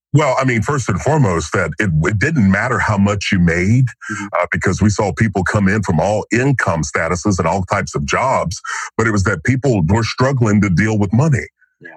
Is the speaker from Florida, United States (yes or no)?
no; Kentucky, United States; now in Franklin, United States; growing up in Kentucky, sitting on the front porch